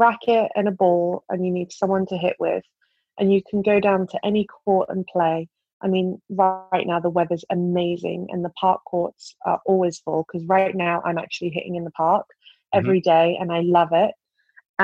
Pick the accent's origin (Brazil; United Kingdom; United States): United Kingdom; my home country at my home slam